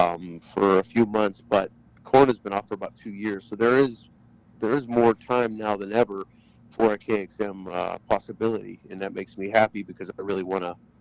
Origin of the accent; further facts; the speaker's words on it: Pittsburgh, Pennsylvania, United States; moved away; "Where are you from again?" I go, "Pittsburgh."